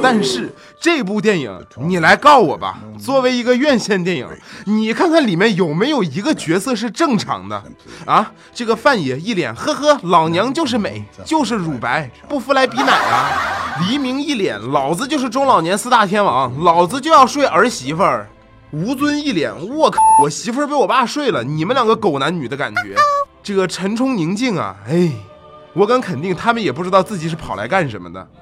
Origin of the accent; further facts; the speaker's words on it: China; 我作为一个中国人